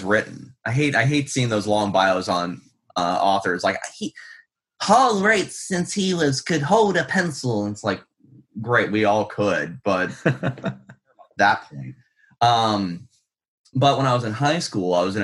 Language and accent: English; Pittsburgh, Pennsylvania, United States; moved away; I'm from Pittsburgh, Pennsylvania originally, so it's moderately sized city.